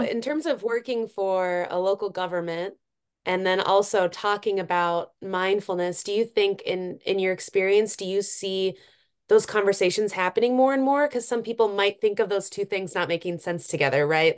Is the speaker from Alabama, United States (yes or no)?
no; Cook County, Minnesota, United States; growing up in Cook County as, you know, a teenager